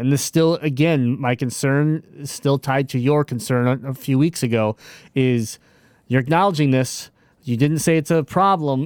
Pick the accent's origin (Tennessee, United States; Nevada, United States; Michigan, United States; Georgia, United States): Michigan, United States; I'm from Michigan